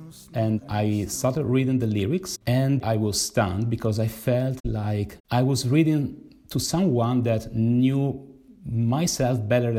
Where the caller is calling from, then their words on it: Milan, Lombardy, Italy; I'm speaking from Milan, Italy.